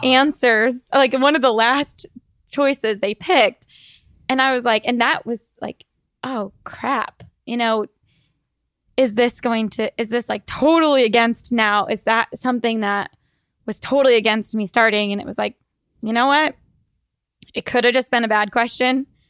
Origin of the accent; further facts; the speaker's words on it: Iowa, United States; moved away as an adult; also born or lived in Boston / Chandler, Arizona; now in Arizona, United States; I am from Iowa and we, I grew up, my parents, um, my mom owned a grocery store